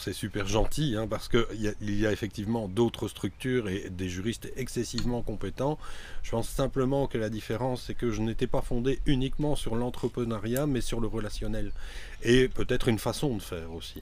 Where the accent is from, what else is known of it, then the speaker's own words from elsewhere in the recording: Mouscron, Wallonia, Belgium; À la base, je suis moucronois, c'est-à-dire que c'est une petite ville relativement bien connue dans le Hainaut.